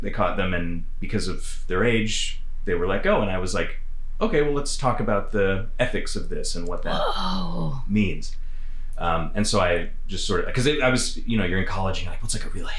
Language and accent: English; Nova Scotia, Canada; moved away; also born or lived in Wales; growing up in Nova Scotia